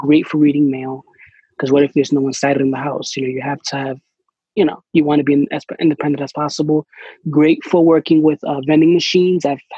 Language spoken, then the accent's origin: English; New York, United States; I'm from New York